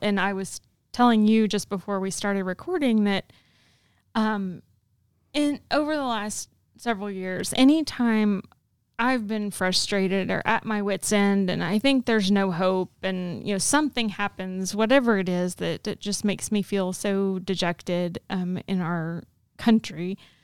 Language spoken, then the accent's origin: English; the Bible Belt, United States; in my childhood growing up in the Bible Belt